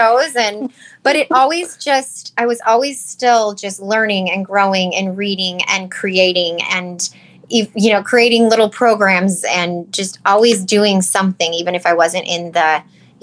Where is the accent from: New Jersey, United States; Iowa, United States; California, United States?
Iowa, United States; Northwest; also born or lived in Cedar Rapids, Iowa; I am from Northwest Iowa, but I did go to school in Cedar Rapids for 2 years before I transferred to Iowa State.